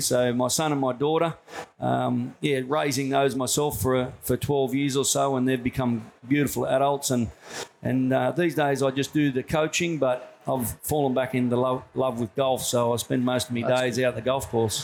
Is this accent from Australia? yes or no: yes; Tamworth, New South Wales, Australia; also born or lived in Newcastle / Mathara, Victoria / Sunshine Coast; mostly done all my growing up in Tamworth, which is like a country town in New South Wales